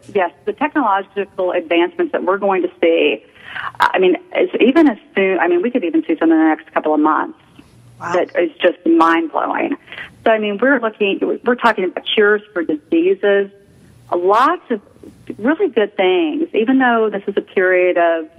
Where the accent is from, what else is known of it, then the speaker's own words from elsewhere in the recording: Houston, Texas, United States; moved away as an adult; now in Chicago, United States; I grew up in Houston, was transferred to Chicago about 18 years ago